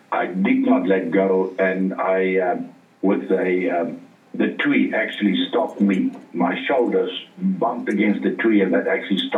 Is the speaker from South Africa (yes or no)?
yes; South Africa; Remember, we're from South Africa. We don't even have snow in our country.